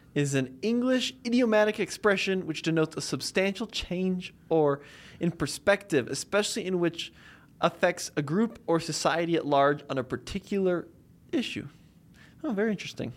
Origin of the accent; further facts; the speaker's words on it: United States; I'm an American in America